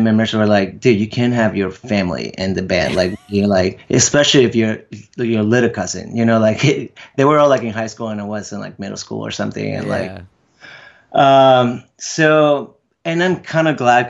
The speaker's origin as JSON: {"language": "English", "country": "Venezuela", "tie": "born or raised there", "second_language": "English", "moved": "yes"}